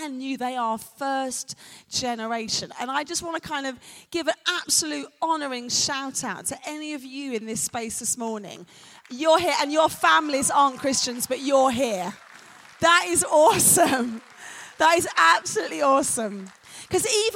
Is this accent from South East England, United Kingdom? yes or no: no; London, United Kingdom; accent: North London; I'm a Londoner, and in London, we say, innit